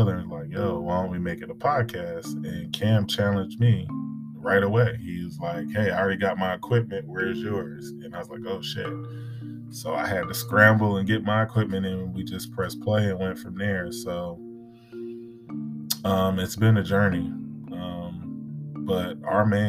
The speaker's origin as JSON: {"language": "English", "country": "United States", "said": "being an American myself"}